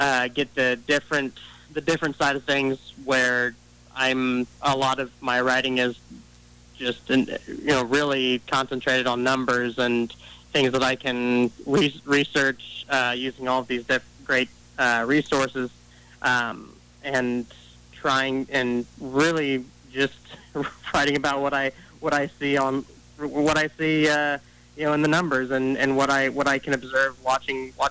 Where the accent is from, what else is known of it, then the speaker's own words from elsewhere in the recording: Lima, Ohio, United States; growing up in Lima